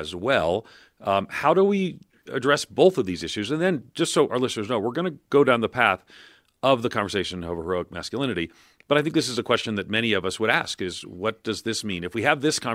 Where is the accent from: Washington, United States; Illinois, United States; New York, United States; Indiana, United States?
New York, United States; born or raised there; moved away